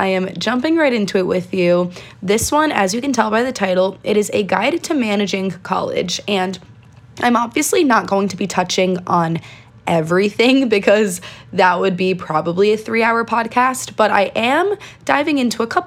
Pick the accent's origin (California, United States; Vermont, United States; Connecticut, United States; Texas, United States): Connecticut, United States; I am from Connecticut. I do live here.